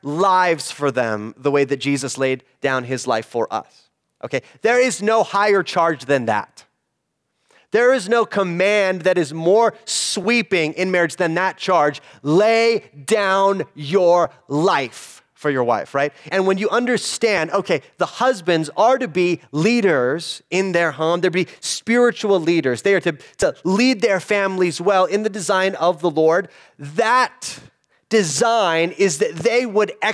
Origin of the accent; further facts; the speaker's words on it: United States; an American in the 21st century